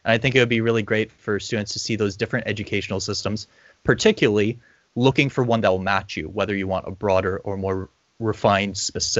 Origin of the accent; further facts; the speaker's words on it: Corpus Christi, Texas, United States; also born or lived in Ireland; now in New Zealand; I'm not originally from Aotearoa, New Zealand. I was raised in Texas in Corpus Christi. And then I lived in Ireland, and now I'm working here in Aotearoa, New Zealand.